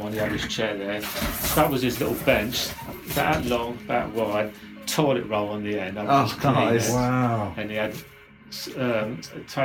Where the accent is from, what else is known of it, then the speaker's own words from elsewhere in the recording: London, United Kingdom; from London